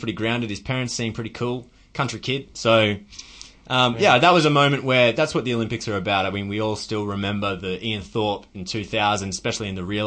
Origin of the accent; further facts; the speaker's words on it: Australia; as an Australian, proud Australian